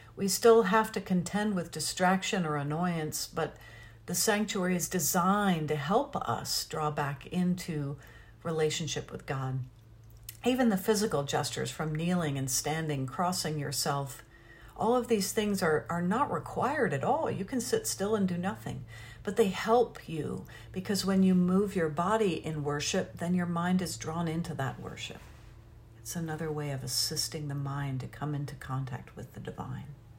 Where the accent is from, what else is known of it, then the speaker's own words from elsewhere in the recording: New Haven, Connecticut, United States; I grew up in New Haven, Connecticut